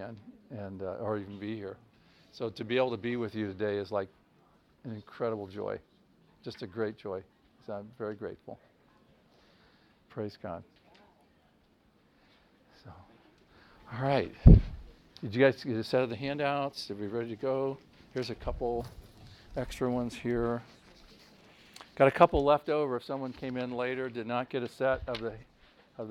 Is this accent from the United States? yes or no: yes; Akron, Ohio, United States; I'm from the Akron area.